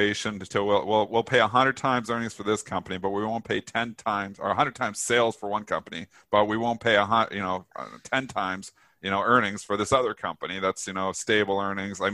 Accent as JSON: {"language": "English", "country": "Canada", "said": "I am Canadian"}